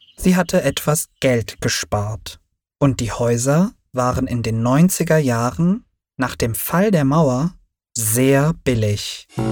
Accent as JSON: {"language": "German", "region": "Berlin", "country": "Germany", "tie": "born or raised there", "also_born_or_lived": "Turkey", "said": "Ich bin Berliner."}